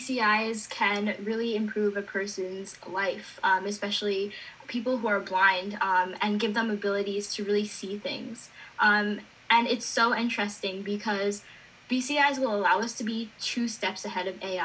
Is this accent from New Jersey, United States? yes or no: yes; Hillsdale, New Jersey, United States; I'm 15 years old and I'm from Hillsdale, New Jersey.